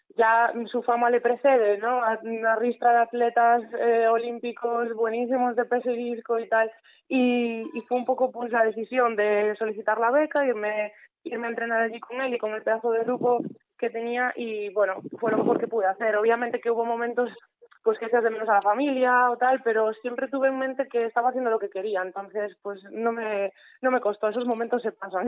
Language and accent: Spanish; Mugardos, Galicia, Spain; mi pueblo, Mugardos